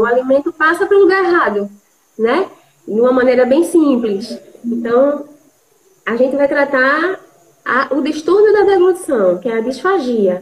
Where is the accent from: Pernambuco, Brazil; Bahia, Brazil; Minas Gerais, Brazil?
Pernambuco, Brazil; Recife; moved away as an adult; now in João Pessoa, Brazil; sou de Recife, moro em João Pessoa há quase 12 anos.